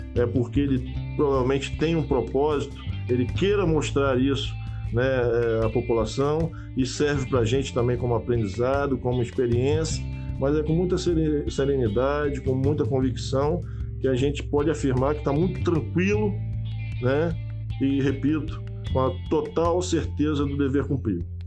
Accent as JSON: {"language": "Portuguese", "town": "Arraial do Cabo", "region": "Rio de Janeiro", "country": "Brazil", "tie": "born or raised there", "said": "Estamos falando aqui como cidadão cabista, nascido e criado em Arral do Cabo"}